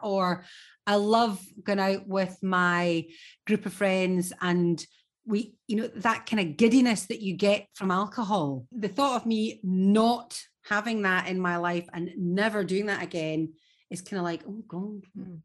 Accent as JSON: {"language": "English", "region": "Scotland", "country": "United Kingdom", "said": "as a Scot"}